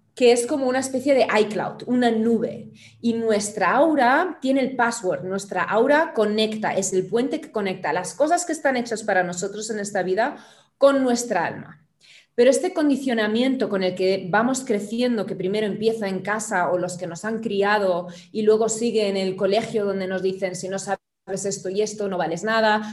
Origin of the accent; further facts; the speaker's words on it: Germany; now in Barcelona, Spain; originalmente soy alemana